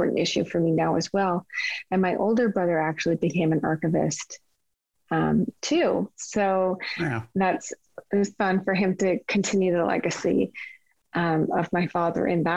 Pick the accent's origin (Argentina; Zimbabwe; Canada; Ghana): Canada; Kingston, Ontario; also born or lived in Regina, Saskatchewan; growing up in Kingston